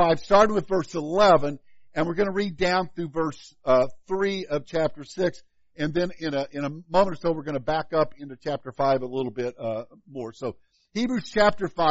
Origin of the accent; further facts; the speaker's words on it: Illinois, United States; now in Kansas, United States; growing up in Illinois